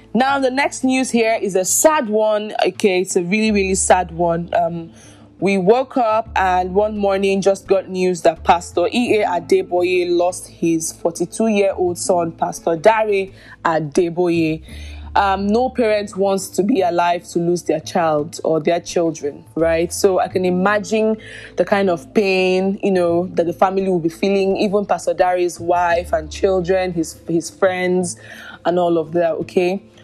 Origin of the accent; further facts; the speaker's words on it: Nigeria; I'm Nigerian.